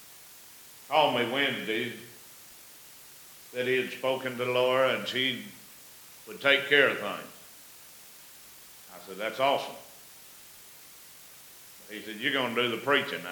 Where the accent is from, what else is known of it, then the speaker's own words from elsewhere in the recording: Savannah, United States; my hometown of Savannah